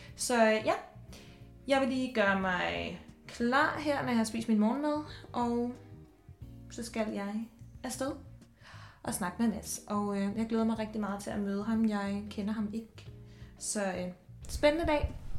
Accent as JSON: {"language": "Danish", "country": "Denmark", "also_born_or_lived": "Dubai / Copenhagen", "moved": "as an adult", "said": "da jeg flyttede væk fra Danmark"}